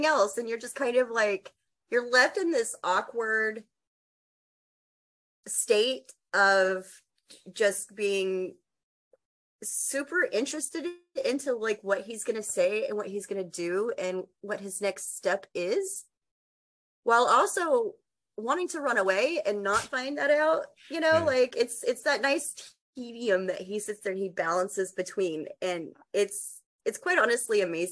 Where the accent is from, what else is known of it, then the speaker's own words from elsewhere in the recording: Texas, United States; I'm from Texas